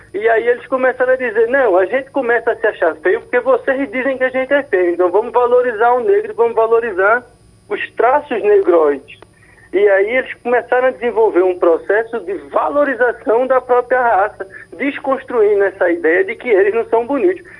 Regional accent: Northeast Region, Brazil; accent: Northeastern; nós, nordestinos no sul, sudeste

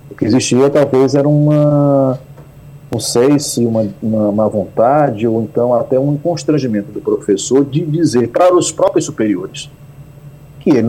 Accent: Northeast Region, Brazil; Eu sou nordestino, mas o fato de não ter um sotaque muito forte do Nordeste, né, é, é, é, me facilita a vida em relação a outro nordestino que está aqui com um sotaque muito forte.

